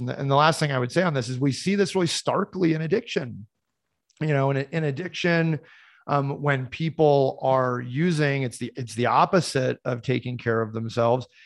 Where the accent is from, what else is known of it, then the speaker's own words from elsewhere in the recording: Boulder, Colorado, United States; I grew up in Boulder, Colorado